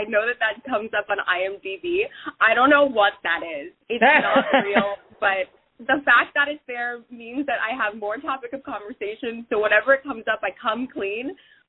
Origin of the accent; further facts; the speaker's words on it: Hawaii, United States; I grew up in Hawaii